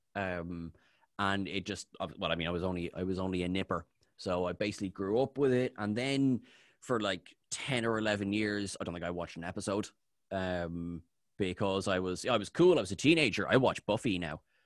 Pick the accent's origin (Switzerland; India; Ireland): Ireland; I'm Irish.